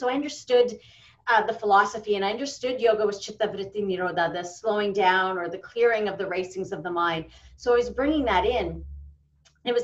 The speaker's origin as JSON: {"language": "English", "country": "Canada", "said": "you get to the country, you're like, oh, I'm so Canadian, and you become the Canadian."}